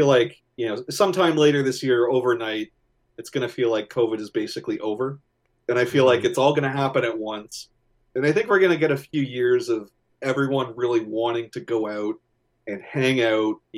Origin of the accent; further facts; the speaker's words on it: Canada; I'm Canadian